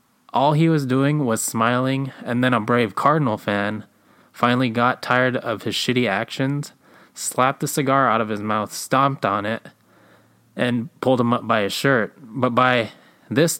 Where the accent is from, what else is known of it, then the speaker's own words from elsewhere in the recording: Alaska, United States; We're from Alaska